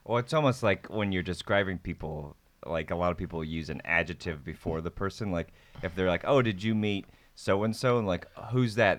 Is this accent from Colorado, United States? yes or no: no; Nebraska, United States; moved away as an adult; also born or lived in Savannah, Georgia; I, um, grew up in Nebraska